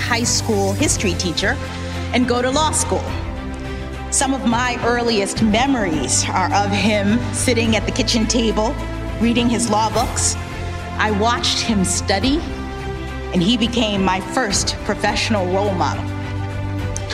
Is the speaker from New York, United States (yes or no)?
no; Miami, Florida, United States; my hometown of Miami, Florida